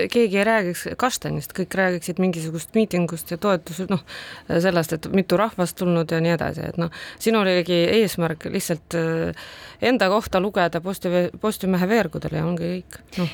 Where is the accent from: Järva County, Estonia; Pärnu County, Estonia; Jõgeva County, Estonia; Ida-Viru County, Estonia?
Ida-Viru County, Estonia; first language Russian; Estonian is a second language; mina olen sündinud Ida-Virumaal